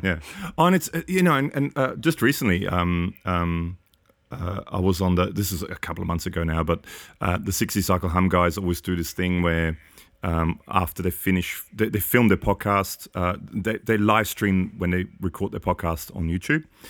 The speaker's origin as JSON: {"language": "English", "country": "Austria", "tie": "born or raised there", "moved": "yes", "said": "I grew up in Austria"}